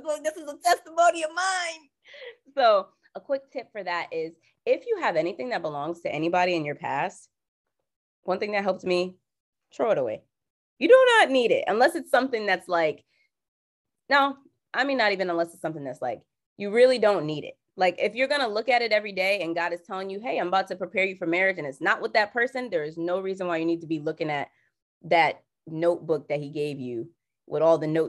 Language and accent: English; Jamaica; I'm Jamaican